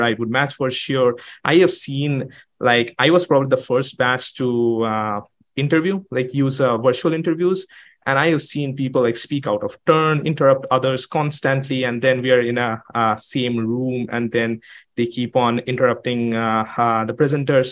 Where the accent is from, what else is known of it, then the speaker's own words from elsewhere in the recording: Kolkata, West Bengal, India; moved away as an adult; now in United States; I am from Calcutta. Not a lot of people come to the United States from Calcutta